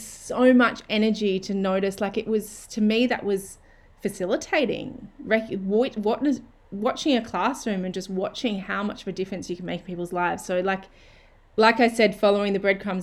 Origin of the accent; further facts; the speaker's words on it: Australia; moved away as an adult; wanting to move back to Australia and my hometown